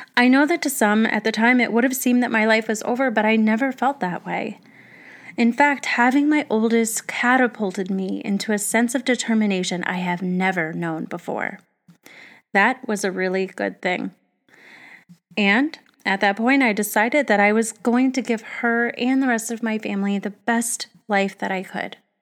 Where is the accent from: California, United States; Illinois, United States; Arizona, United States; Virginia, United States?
Arizona, United States; I grew up in Arizona